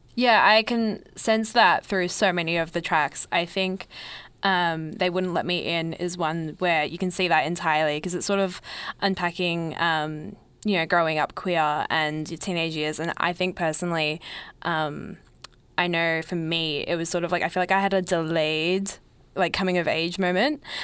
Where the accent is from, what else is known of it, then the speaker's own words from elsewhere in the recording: Melbourne, Victoria, Australia; growing up in Melbourne